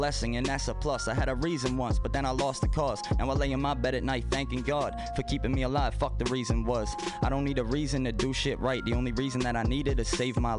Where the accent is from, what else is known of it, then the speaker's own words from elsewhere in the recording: Baltimore, Maryland, United States; moved away; I was from Baltimore